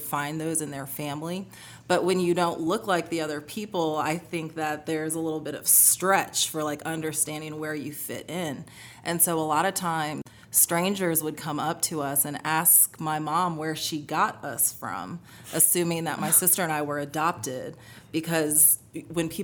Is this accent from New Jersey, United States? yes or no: no; North Alabama, United States; moved away as an adult; also born or lived in upstate New York / New Orleans; I grew up in North Alabama